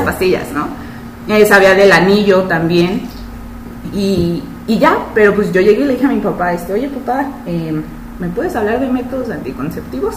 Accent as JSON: {"language": "Spanish", "country": "Mexico", "said": "los demás pues somos de México, de Guadalajara, Ciudad de México, Coahuila"}